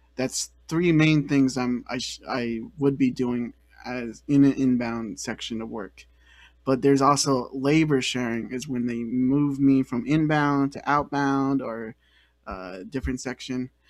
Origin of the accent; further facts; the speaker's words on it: the Bay Area, California, United States; I'm from the Bay Area, and I feel like I I'm pretty well into my roots there